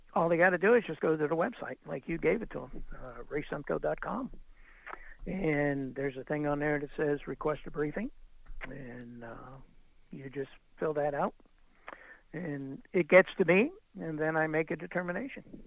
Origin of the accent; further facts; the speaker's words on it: United States; I'm an American